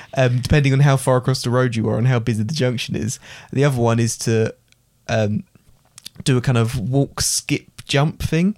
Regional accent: England, United Kingdom; I would always call myself British

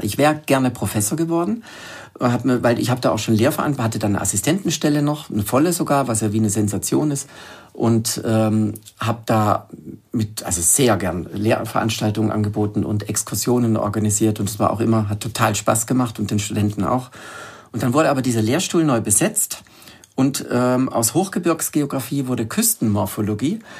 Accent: Germany; ich bin am Bodensee unten aufgewachsen

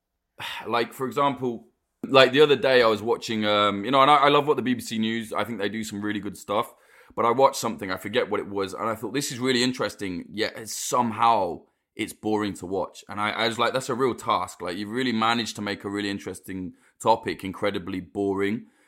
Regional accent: United Kingdom; I, as a Brit

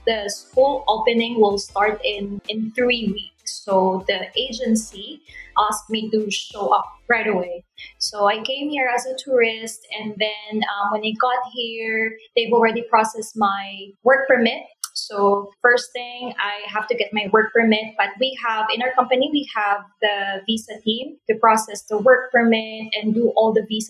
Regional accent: Philippines; moved away as an adult; now in Bangkok, Thailand; I'm from the Philippines and I'm currently living and working here in Bangkok, Thailand for 2 years now.

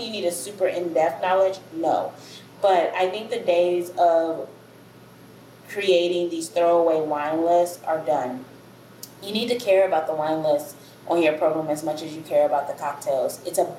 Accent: Chicago, Illinois, United States; also born or lived in Memphis, Tennessee; now in New Orleans, United States; I'm from all over originally, but I grew up in Chicago and in Memphis, Tennessee, mostly, but I grew up all over the U.S.

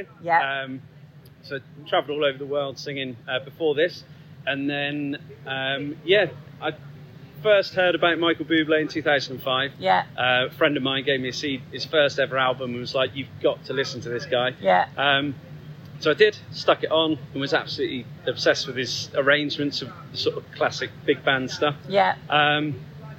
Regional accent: Ilfracombe, South West England, United Kingdom; Volunteer lifeboat crew for the last 11 years in Ilfracombe, back in my hometown

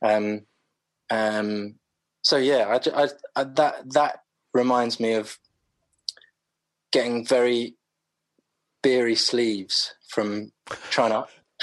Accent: London, United Kingdom; I grew up in Clapham

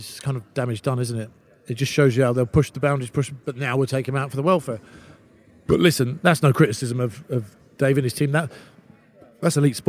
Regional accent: London, United Kingdom; I grew up in London

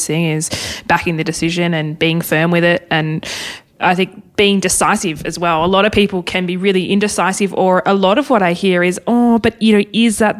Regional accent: Hobart, Tasmania, Australia; moved away; I'm originally from Hobart

